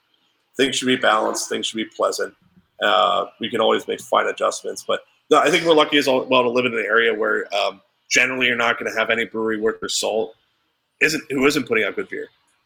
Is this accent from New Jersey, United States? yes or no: no; Pennsylvania, United States; I'm from Central PA, so I'm allowed to say it.